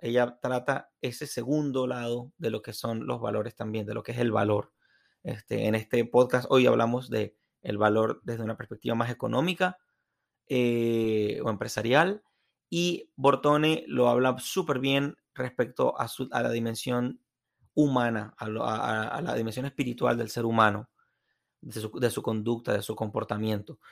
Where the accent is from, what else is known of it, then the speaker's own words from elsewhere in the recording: Venezuela; moved away; en el estadio de fútbol de mi tierra